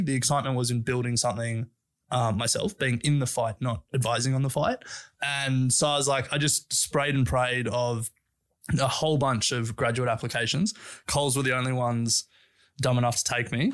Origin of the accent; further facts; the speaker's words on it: Sydney, New South Wales, Australia; also born or lived in Canberra; I grew up in Sydney